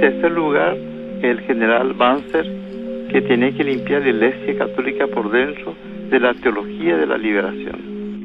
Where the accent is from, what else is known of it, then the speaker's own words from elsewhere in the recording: Paraguay; mi país